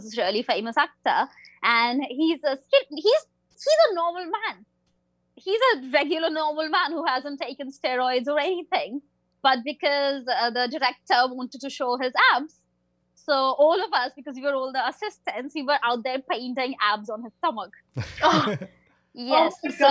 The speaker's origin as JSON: {"language": "English", "country": "India", "said": "I'm an Indian person."}